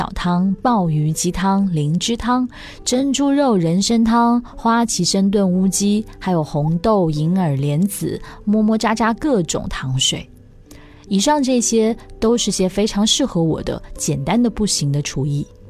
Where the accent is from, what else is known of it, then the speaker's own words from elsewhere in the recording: China; now in Singapore; 老公，我是在中国长大的，吃了二十几年地沟油，如果不偶尔补充一下，身体要吃不消喽。